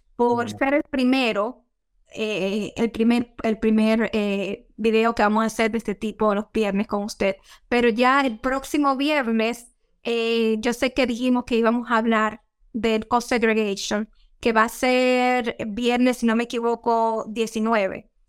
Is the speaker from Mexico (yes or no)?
no; Dominican Republic; now in United States; yo nací y me crié en la República Dominicana